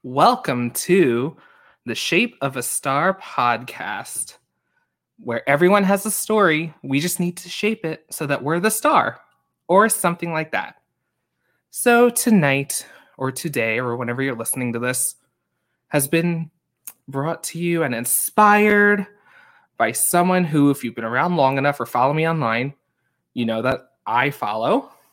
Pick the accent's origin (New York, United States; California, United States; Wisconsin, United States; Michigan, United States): New York, United States; Long Island; I'm from Long Island